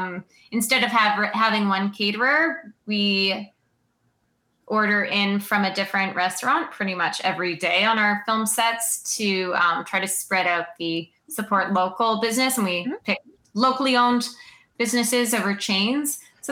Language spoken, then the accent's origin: English; Sault Ste. Marie, Ontario, Canada; moved away as an adult; it's small to me because I grew up here, and everyone knows everyone's business.